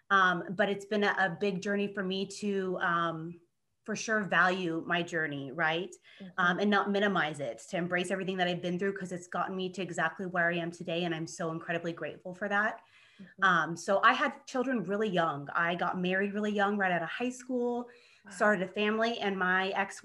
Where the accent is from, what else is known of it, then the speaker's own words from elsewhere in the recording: small town Kansas, United States; now in Los Angeles, United States; I am from small town Kansas in the Midwest, but I currently live and work in Los Angeles, California as a TV news producer